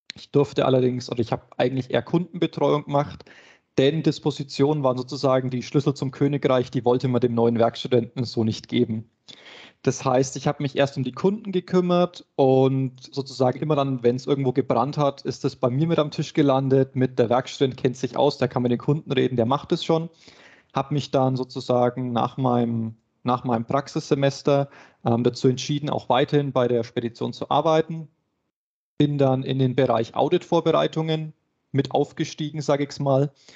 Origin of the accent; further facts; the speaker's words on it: Nuremberg, Bavaria, Germany; ich komme auch aus Nürnberg, bin sozusagen das Nürnberger Hausgewächs